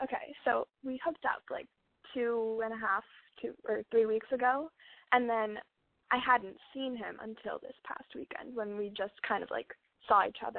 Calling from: Los Angeles, California, United States; I'm calling from LA.

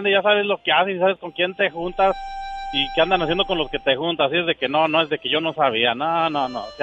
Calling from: Louisiana, United States; Ahorita vengo aquí, entrando, ya vengo por Luisiana, vengo de North Carolina.

